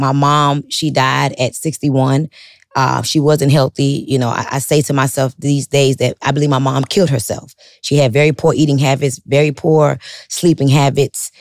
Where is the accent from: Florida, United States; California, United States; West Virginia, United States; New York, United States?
Florida, United States; Miami; I'm from Miami, like, I'm talking about Miami, Miami, where everybody sells drugs, strips